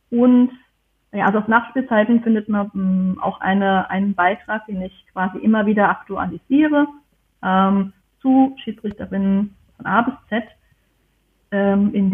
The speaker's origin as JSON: {"language": "German", "country": "Germany", "said": "ich komme aus"}